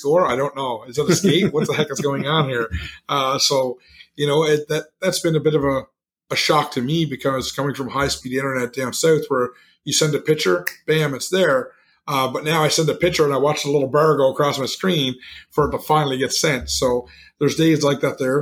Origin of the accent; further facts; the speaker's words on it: Canada; I'm from Canada. I say a flat or a 24-pack